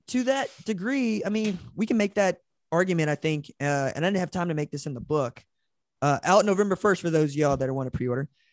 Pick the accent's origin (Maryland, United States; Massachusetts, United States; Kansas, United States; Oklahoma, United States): Oklahoma, United States; Tulsa; I'm from Tulsa